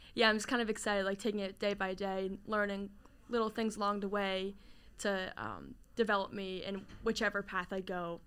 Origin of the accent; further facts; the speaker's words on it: New Jersey, United States; from New Jersey. I know New Jersey gets a lot of hate, but I love it. You know, grew up down the shore, near Pr-, and also near Princeton area, so Jersey girl at heart